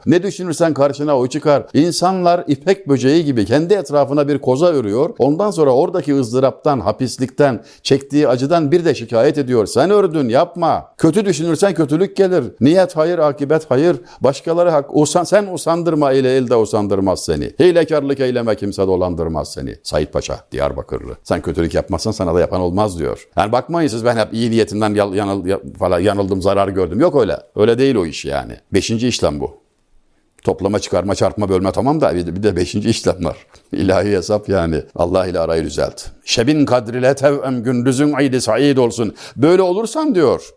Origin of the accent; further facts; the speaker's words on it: Denizli, Turkey; moved away; memleketim olan Denizli'den